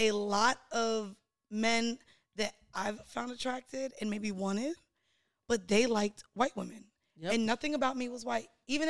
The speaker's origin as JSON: {"language": "English", "region": "Florida", "country": "United States", "said": "I'm from Florida."}